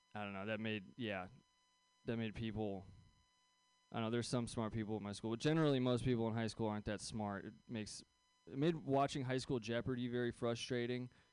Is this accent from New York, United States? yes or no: no; San Francisco Bay Area, California, United States; I grew up here in the Bay Area